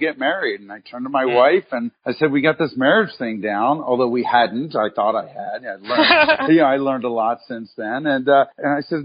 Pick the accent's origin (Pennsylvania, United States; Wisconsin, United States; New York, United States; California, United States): Pennsylvania, United States; Philadelphia; moved away; also born or lived in Cincinnati / Chicago; I grew up in Philadelphia and moved around a little bit from Philadelphia to Cincinnati